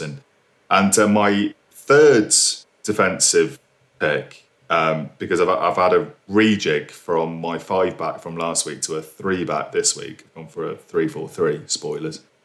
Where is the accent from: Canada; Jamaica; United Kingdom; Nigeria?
United Kingdom; being a British citizen